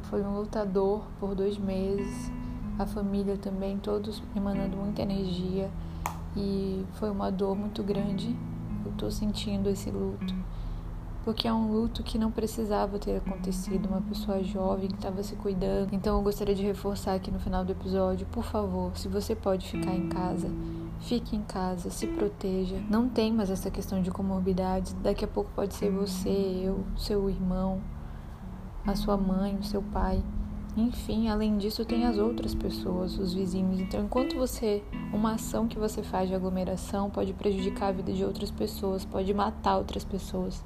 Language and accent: Portuguese; Belém, Pará, Brazil; born or raised there; now in Salvador, Brazil